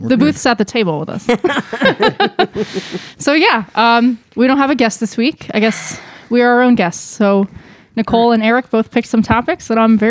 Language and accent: English; New Jersey, United States; I didn't grow up where it was warm. I grew up in New Jersey.